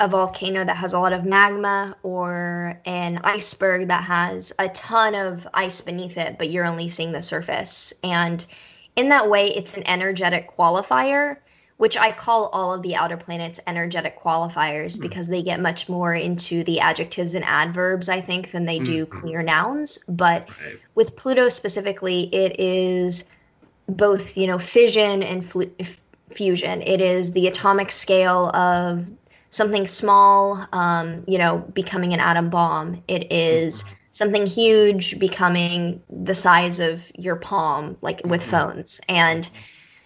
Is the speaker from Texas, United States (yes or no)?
yes; Texas, United States; I do speak Spanish growing up in Texas